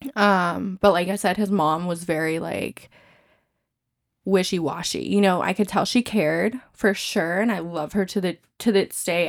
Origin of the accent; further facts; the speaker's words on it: California, United States; moved away; I grew up in California